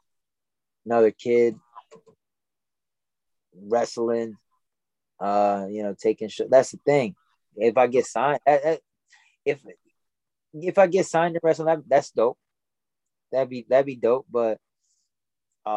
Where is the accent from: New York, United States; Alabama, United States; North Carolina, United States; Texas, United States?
New York, United States; Rockland County; I grew up in Rockland County, New York. It's about 30 minutes north of the city